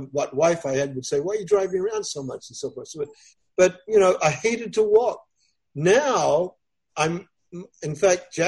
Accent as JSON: {"language": "English", "country": "Australia", "moved": "yes", "lives_now": "United States", "said": "I'm originally from Australia"}